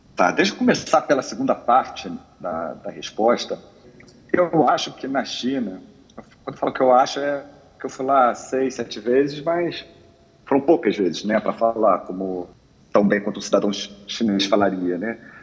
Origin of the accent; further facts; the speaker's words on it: Rio de Janeiro, Brazil; Eu sou carioca